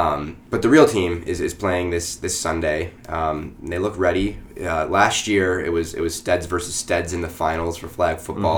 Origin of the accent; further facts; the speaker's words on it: Midwest, United States; moved away; as a Midwesterner myself